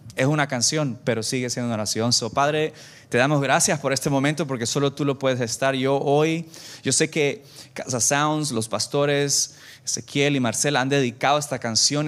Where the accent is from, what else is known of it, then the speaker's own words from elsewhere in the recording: El Salvador; moved away; also born or lived in Santa Ana, El Salvador; yo tengo 38 años, soy salvadoreño